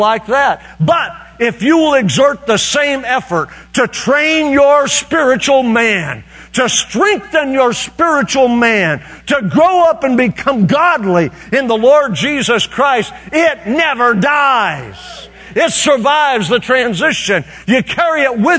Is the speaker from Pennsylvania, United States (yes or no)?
no; Fairview, Oklahoma, United States; moved away; Fairview, Oklahoma, which is my hometown, where I was raised